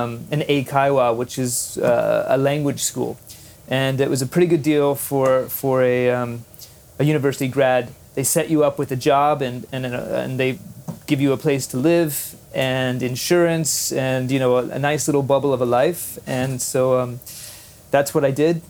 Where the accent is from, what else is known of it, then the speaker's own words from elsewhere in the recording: Dallas, Texas, United States; moved away as an adult; also born or lived in Japan; now in Singapore; Texas, I was born in Texas and I left after university.